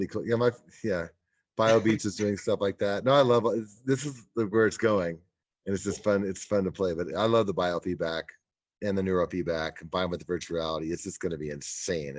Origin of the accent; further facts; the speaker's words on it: Kansas, United States; I grew up in Kansas.